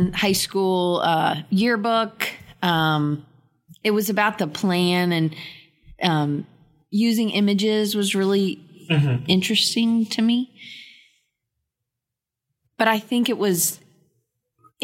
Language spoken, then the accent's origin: English; Atlanta, Georgia, United States; moved away as an adult; also born or lived in Auburn, Alabama; I grew up in Atlanta, northeast suburb called Dunwoody.